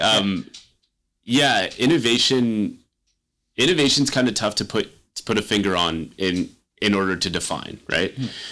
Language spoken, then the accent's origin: English; Kingston, Ontario, Canada; I grew up in Kingston. I came to St. Lawrence College